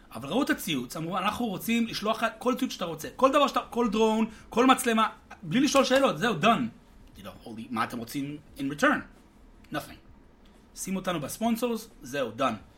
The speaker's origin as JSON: {"language": "Hebrew", "country": "United States", "tie": "born or raised there", "moved": "yes", "lives_now": "Israel", "said": "בתור אמריקאי שגדלתי בארצות הברית"}